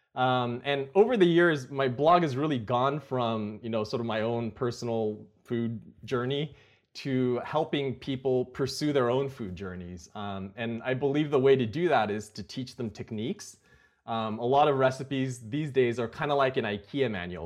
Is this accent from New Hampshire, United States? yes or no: no; Napa, California, United States; also born or lived in Silicon Valley; I grew up in Napa, um, which is not too far from Silicon Valley.